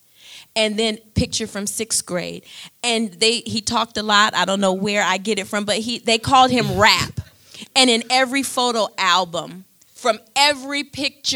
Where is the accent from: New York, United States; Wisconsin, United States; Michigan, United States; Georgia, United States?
Michigan, United States; I'm from Michigan.